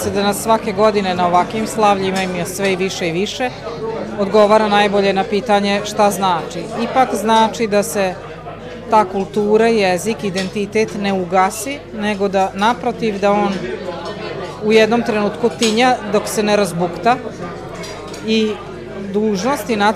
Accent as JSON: {"language": "Croatian", "town": "Čonoplja", "region": "Vojvodina", "country": "Serbia", "tie": "born or raised there", "moved": "as an adult", "lives_now": "Sombor, Serbia", "said": "rođena sam ovde u Čonoplji, baš u Čonoplji, E, bunjevka sam inače"}